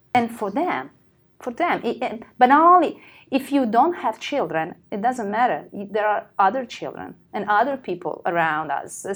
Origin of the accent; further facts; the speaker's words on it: Italy; we are Italian